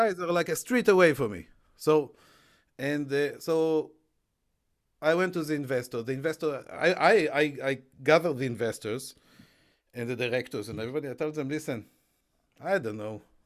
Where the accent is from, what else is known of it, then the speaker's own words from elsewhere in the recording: Israel; moved away as an adult; now in United Kingdom; I grew up in Israel